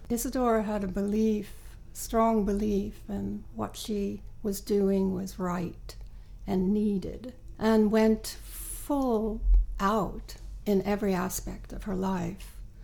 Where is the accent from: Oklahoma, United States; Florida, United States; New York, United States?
New York, United States; moved away as an adult; now in Sweden; I'm originally from New York